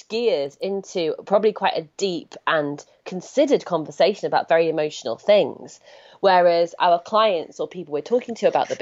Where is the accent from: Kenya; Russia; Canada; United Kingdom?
United Kingdom; I'm British